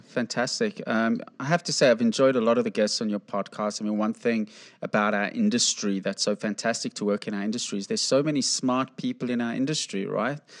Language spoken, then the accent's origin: English; South Africa; I grew up in South Africa